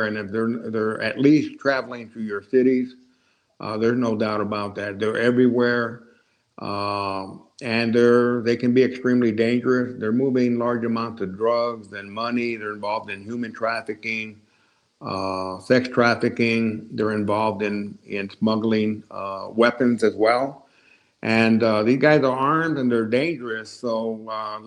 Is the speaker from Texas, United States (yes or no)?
yes; El Paso, Texas, United States; I was born and raised in El Paso, Texas